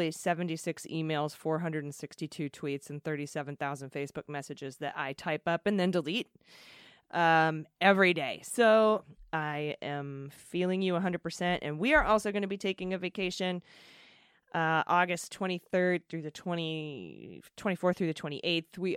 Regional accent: Washington, District of Columbia, United States; which got me marching in D.C., my hometown and a local city

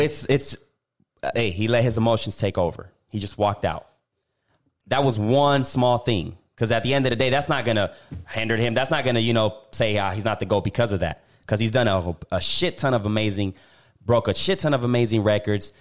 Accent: Puerto Rico; moved away; I went back to Puerto Rico

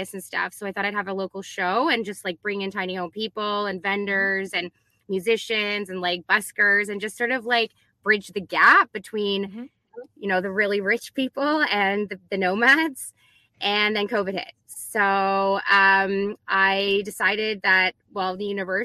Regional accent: Canada; I'm Canadian

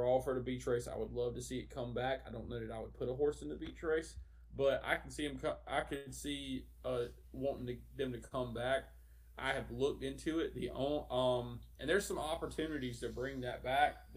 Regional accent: South Carolina, United States; I grew up in South Carolina 4-H.

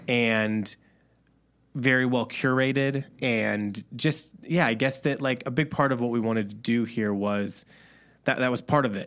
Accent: Midwest, United States; also born or lived in Chicago; We're from the Midwest

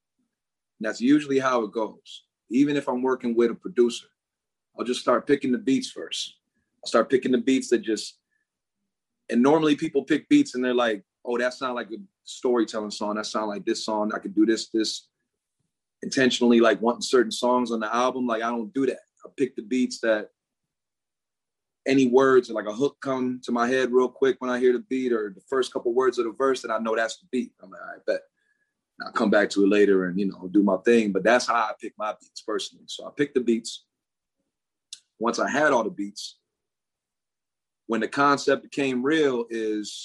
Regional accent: Port Huron, Michigan, United States; I'm from Port Huron

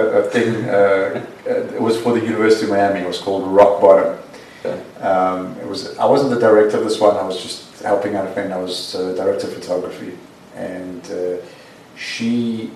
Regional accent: South Africa; moved away; my parents would go to the Jewish Guild in South Africa on a Saturday, and we'd go

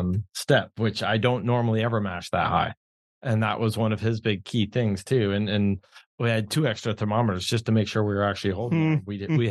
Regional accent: New York, United States; now in Contra Costa County, California, United States; I'm from New York.

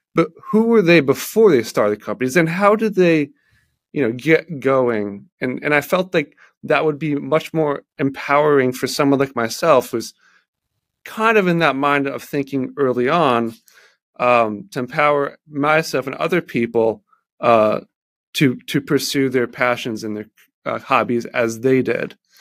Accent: Baltimore, Maryland, United States; I am from Baltimore, Maryland

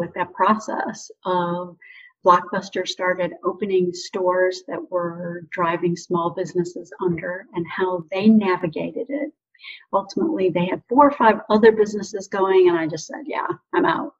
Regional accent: Ontario, Canada; also born or lived in Detroit, Michigan, United States; now in Scottsdale, United States; I grew up in southern Ontario, Canada, and suburban Detroit, Michigan, which is why I now live in Scottsdale, Arizona.

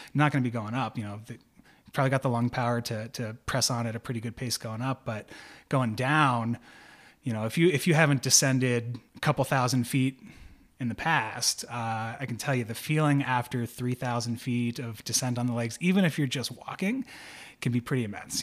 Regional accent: Pennsylvania, United States; I'm from Pennsylvania

